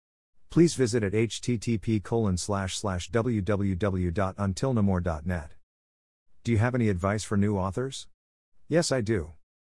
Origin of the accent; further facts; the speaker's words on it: Los Angeles, California, United States; I'm from Los Angeles, California, born and raised.